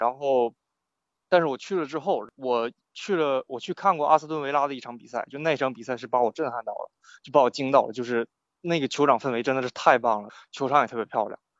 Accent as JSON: {"language": "Chinese", "town": "Shenyang", "region": "Liaoning", "country": "China", "also_born_or_lived": "England", "moved": "as an adult", "lives_now": "United Kingdom", "said": "我是沈阳人，然后我会，就在沈阳这边会，就是看辽宁红运嘛"}